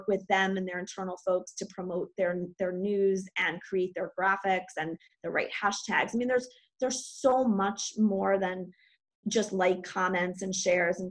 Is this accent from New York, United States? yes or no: yes; New York City, New York, United States; I live in New York City, which is a really weird place to be right now. I was born in New York, and I love living here.